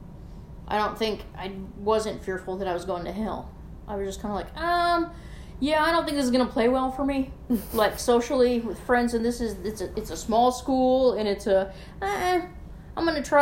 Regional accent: Wisconsin, United States; moved away as an adult; now in Arkansas, United States; I am from Wisconsin

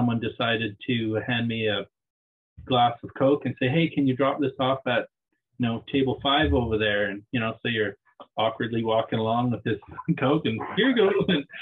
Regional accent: Liverpool, Nova Scotia, Canada; moved away as an adult; now in Tofino, Canada; I'm from Liverpool, Nova Scotia. That's where I was born. I grew up just outside of Liverpool on Somerville Beach.

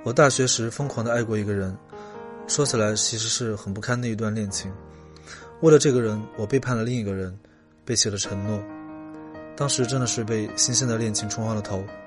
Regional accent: Chongqing, China; moved away as an adult; also born or lived in Beijing; 我小时候住在重庆的山里

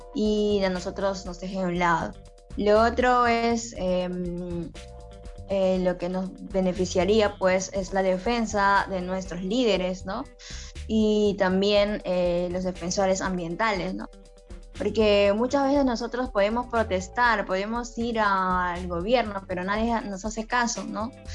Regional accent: Camisea, Cusco, Peru; yo soy de Camisea

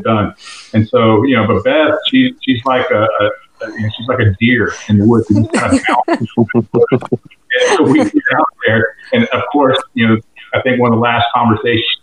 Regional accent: Florida, United States; growing up as I grew up in Florida. I was born and raised Native Floridian

